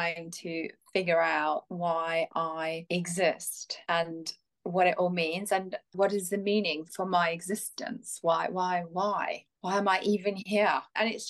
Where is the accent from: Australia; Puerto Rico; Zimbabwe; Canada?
Zimbabwe; moved away as an adult; now in England; I was born in Zimbabwe, raised in Zimbabwe, came to England when I was 21